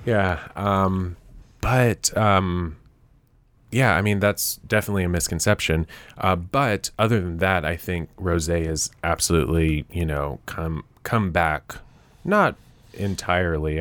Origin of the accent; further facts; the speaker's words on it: Nashville, Tennessee, United States; moved back to Nashville, 'cause I'm from Nashville.